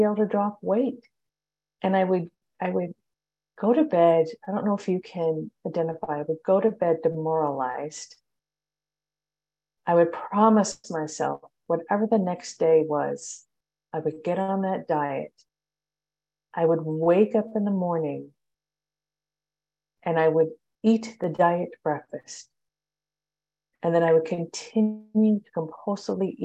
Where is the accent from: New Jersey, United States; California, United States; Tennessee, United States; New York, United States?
California, United States; Long Beach; I am from Long Beach, California